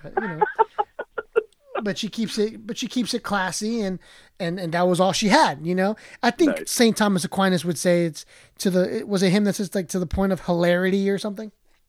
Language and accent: English; Bolivia; so I'm Latino. I'm Bolivian. I'm not Mexican